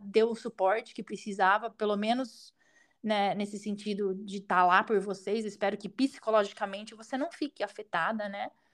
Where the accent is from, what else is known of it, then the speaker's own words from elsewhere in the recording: Brazil; now in United States; a gente mora aqui, a gente é brasileiro